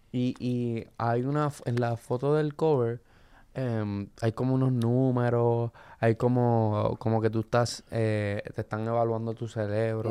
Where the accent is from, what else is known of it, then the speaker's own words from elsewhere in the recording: Luquillo, Puerto Rico; Yo dije Luquillo